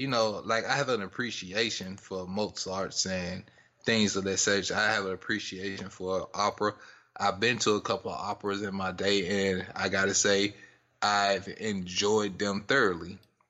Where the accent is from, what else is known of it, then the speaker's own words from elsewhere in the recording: Mississippi, United States; we from the South. We grew up in Mississippi.